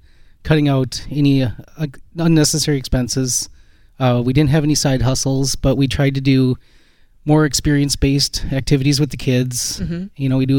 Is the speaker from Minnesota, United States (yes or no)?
yes; Belle Plaine, Minnesota, United States; From Belle Plaine, Minnesota.